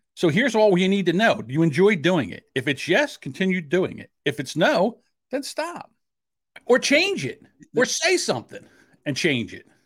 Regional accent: New Jersey, United States; accent: South Jersey; I have a South Jersey accent

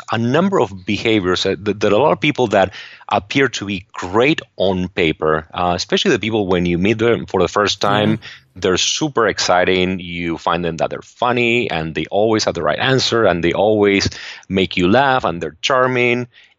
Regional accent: Argentina; now in United States; I grew up in Argentina, and I had always looked at the U.S. as a place where you could really get ahead

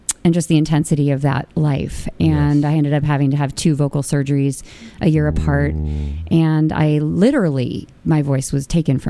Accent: California, United States; moved away as an adult; also born or lived in Boston; now in New York, United States; You know, from Boston, but I'm originally from California.

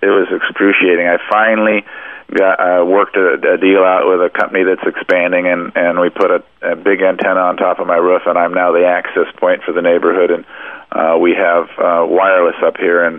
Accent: California, United States; It's like Los Angeles. I came from Southern California, and it's nothing new to me.

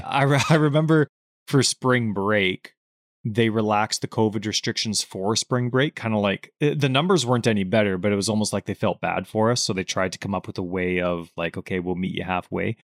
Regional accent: Canada; we're from Canada.

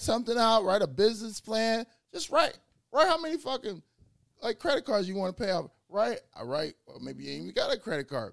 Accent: Chicago, Illinois, United States; also born or lived in West Africa; we both from West Side of Chicago, and I'm from the West Side of Africa too

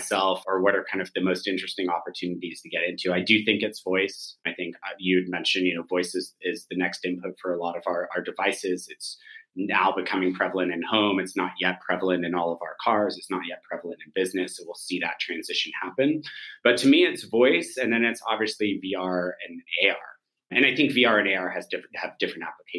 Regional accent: Silicon Valley, California, United States; I grew up in Silicon Valley all of my life

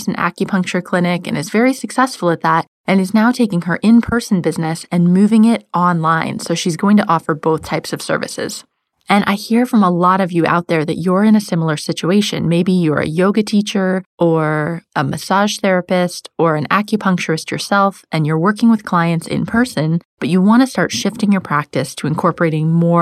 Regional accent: United States; now in London, United Kingdom; I live in London, as you know, and I'm American

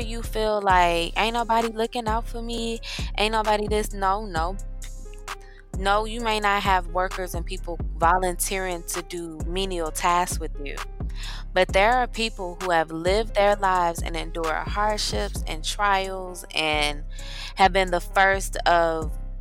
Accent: Missouri, United States; moved away; also born or lived in Georgia; I'm from Missouri

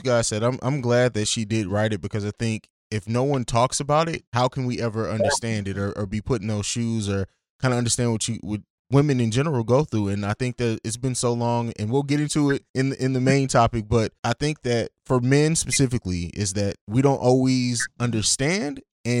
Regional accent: Italy; also born or lived in Germany; I grew up in Europe. I grew up in Italy and Germany.

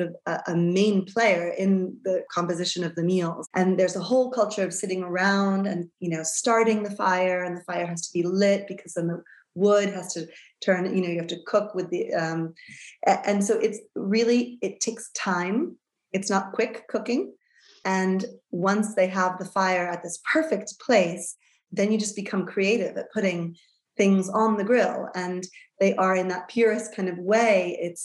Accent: New York, United States; moved away; I was born and raised in New York

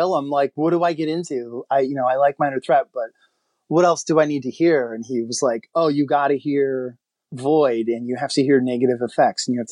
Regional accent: Waukegan, Illinois, United States; also born or lived in DeKalb; I was living in, you know, my hometown in Waukegan, which is a like a lakefront town an hour away.

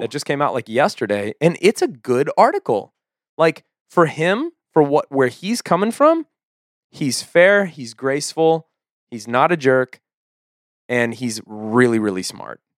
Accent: United States; we're so American

